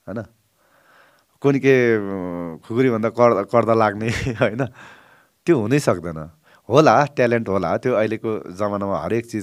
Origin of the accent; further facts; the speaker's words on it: village near Lamidanda, Koshi Province, Nepal; moved away; also born or lived in Kathmandu; म त त्यस्तोबाट हुर्केको मैले गाडी देखेको थिइनँ काठमाडौँ आएँ झन् लामी डाँडाबाट काठमाडौँ एयरपोर्ट आएँ